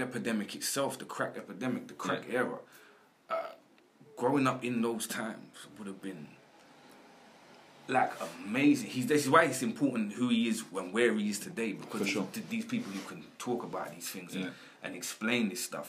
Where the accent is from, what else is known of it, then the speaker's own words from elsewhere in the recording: London, United Kingdom; I grew up in South London my whole life.